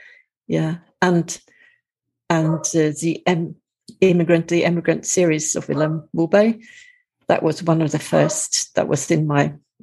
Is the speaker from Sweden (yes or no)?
yes; Sweden; also born or lived in Madeira; I am from Sweden, but I spend the winter here in Madeira because of the climate